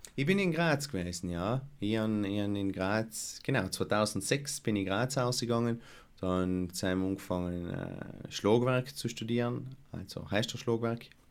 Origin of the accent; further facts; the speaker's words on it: Lana, Trentino-Alto Adige, Italy; ich das erste Mal mitgetan habe, bei ich ein Weihnachtsspiel äh, von der Volksbühne in Lana, wäre ich vielleicht fünf oder sechs gewesen sein